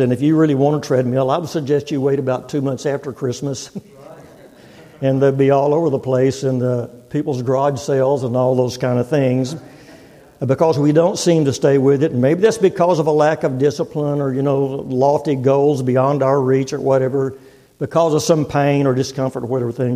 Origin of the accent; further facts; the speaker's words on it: Texas, United States; moved away as an adult; now in Oklahoma, United States; I'm from Texas, born and raised in Texas, and I've been in Oklahoma nearly 50 years